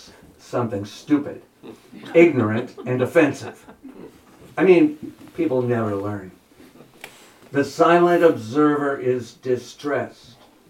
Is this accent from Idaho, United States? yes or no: no; New Jersey, United States; also born or lived in Berkeley / Oakland / Bay Area; now in Surry, United States; I grew up in New Jersey